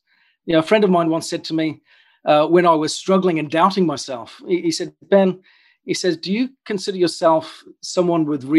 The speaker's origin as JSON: {"language": "English", "country": "New Zealand", "tie": "born or raised there", "also_born_or_lived": "United Kingdom", "moved": "as an adult", "said": "I grew up in New Zealand, and at the age of about 22, I decided in a moment of impulse to jump on a plane, fly over to the UK"}